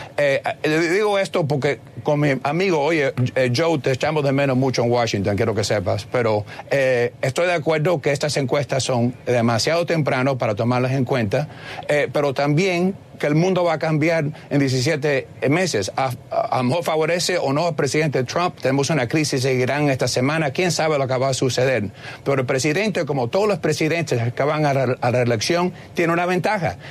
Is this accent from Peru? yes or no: no; Cuba; now in United States; soy cubano